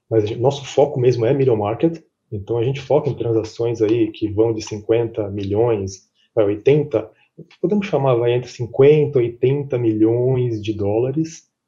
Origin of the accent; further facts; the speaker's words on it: São Paulo, Brazil; also born or lived in Chicago; sou brasileiro, apesar de ter esse nome gringo, né, sou brasileiro … é, nascido em São Paulo, cresci em São Paulo, fiquei dois anos no escritório da PwC de Chicago